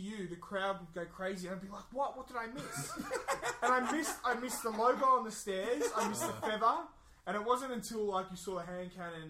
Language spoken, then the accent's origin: English; Australia; I'm Australian Italian.